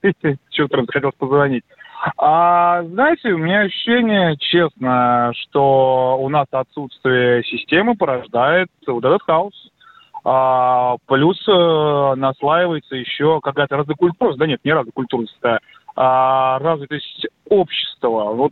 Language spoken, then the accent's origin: Russian; Moscow, Russia; я как москвич